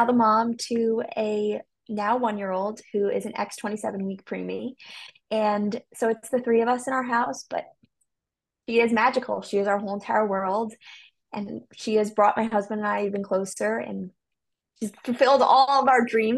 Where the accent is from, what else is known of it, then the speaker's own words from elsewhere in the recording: New York, United States; I'm from the New York